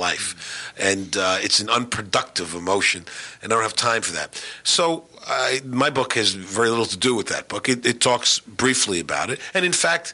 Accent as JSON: {"language": "English", "town": "New York City", "region": "New York", "country": "United States", "tie": "born or raised there", "also_born_or_lived": "North Carolina", "moved": "yes", "said": "growing up in Queens and watching my dad's basketball teams play"}